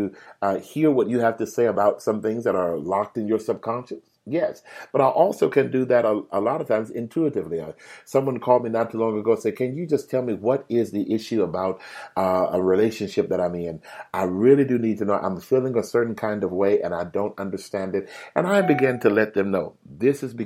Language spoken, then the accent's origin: English; Houston, Texas, United States; Houston, my hometown